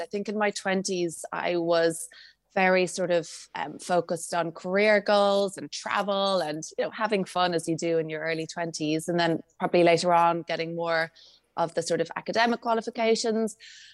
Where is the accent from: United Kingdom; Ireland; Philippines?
Ireland; Dalkey, Leinster; I grew up in Dalkey in County Dublin.